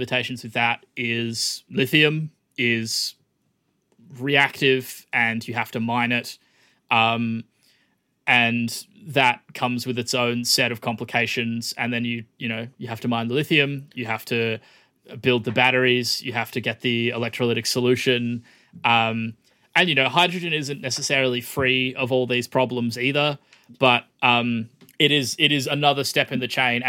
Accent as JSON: {"language": "English", "region": "Western Australia", "country": "Australia", "said": "me as a West Australian"}